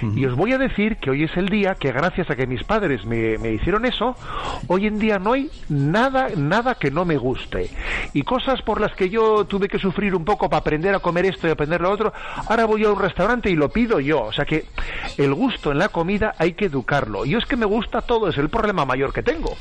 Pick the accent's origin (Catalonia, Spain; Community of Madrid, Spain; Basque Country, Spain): Basque Country, Spain; San Sebastián; soy de San Sebastián y entonces tengo, la familia conmigo